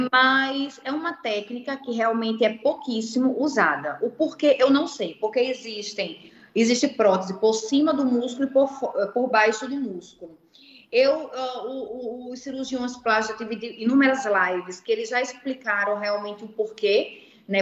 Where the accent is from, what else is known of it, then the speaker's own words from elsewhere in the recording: Recife, Pernambuco, Brazil; moved away; o Recife, né, que é a minha terra